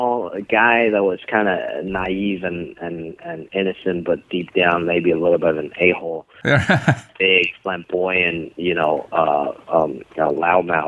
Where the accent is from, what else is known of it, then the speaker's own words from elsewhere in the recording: China; moved away; we didn't have a lot of stand up growing up in China